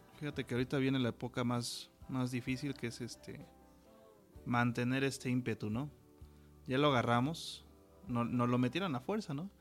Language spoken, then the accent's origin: Spanish; Mexico; soy mexicano